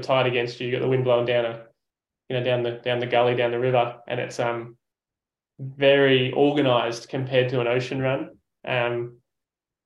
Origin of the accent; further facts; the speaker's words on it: Sydney, New South Wales, Australia; As an Aussie